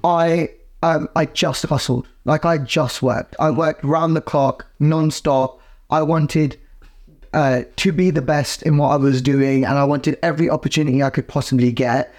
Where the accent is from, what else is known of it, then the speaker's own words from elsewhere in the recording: United Kingdom; we as British Asians